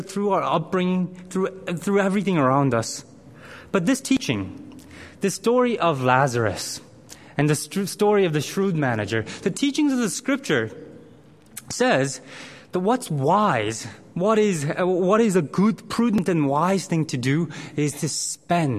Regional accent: South Korea; moved away; I grew up in Korea in primary school.

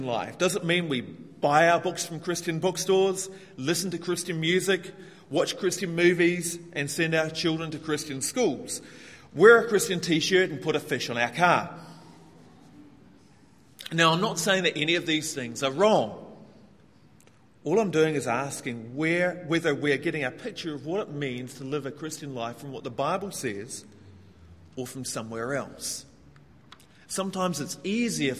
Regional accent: New Zealand; moved away as an adult; now in Hong Kong; I come from New Zealand, which is, to give some context, the most egalitarian country in the world.

